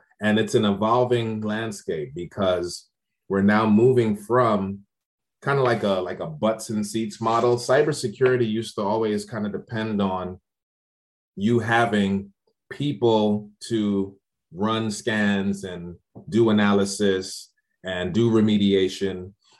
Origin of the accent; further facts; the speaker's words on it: Largo, Maryland, United States; And I'm like, yeah, I'm from Largo, Maryland.